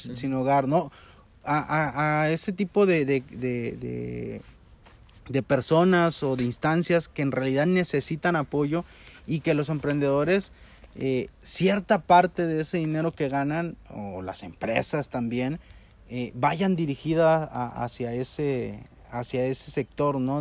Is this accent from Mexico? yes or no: yes; Mexico; como mexicanos